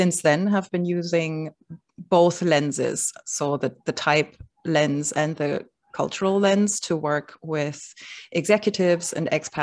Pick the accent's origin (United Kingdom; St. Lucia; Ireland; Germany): Germany; moved away as an adult; now in Brooklyn, United States; I grew up in Germany